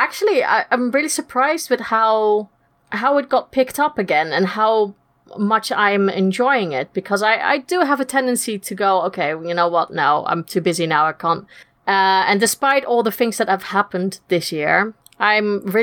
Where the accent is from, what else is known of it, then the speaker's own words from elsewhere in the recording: Netherlands; moved away as an adult; now in United Kingdom; I'm originally from Holland, as you can't tell from the funny accent, but I've been living in the UK now for the last 10 years